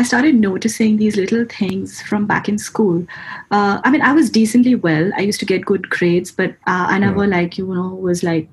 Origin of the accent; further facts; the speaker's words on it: India; moved away as an adult; also born or lived in Pune, India; a degree course, which was about 24 hours away from my hometown, in a different state, in a different, city called Pune in India